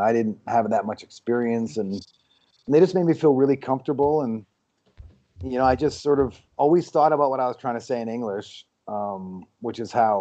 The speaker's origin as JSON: {"language": "English", "town": "Vancouver", "region": "British Columbia", "country": "Canada", "tie": "born or raised there", "moved": "yes", "lives_now": "Los Angeles, United States", "said": "I grew up in Vancouver where it rains, 200 days a year."}